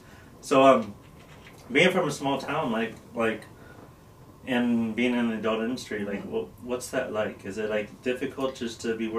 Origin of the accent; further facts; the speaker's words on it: Midwest, United States; moved away as an adult; now in Las Vegas, United States; And I'm from the Midwest also.